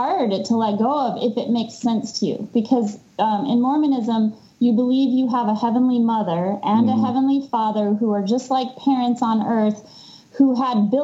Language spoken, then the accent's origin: English; Denver, Colorado, United States; moved away; also born or lived in Salt Lake City, Utah; I grew up in Denver